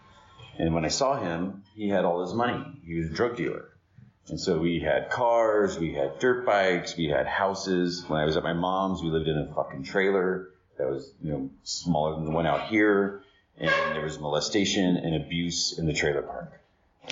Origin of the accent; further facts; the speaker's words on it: Riverside, California, United States; I was born in Riverside in 72